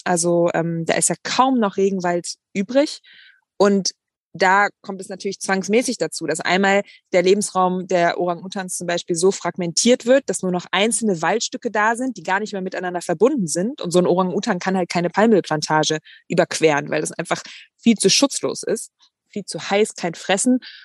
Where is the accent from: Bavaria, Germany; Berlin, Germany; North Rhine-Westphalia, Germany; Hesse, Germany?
North Rhine-Westphalia, Germany; Bonn; now in Hamburg, Germany; ich bin ähm, ja auf dem Dorf groß geworden und naja, naja, in Bonn